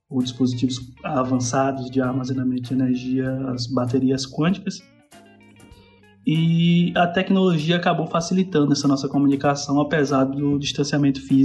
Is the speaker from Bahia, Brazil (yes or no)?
yes; Candeal, Bahia, Brazil; eu sou baiano da cidade de Candeal, que fica no interior da Bahia, aproximadamente uns 200 quilômetros da capital Salvador.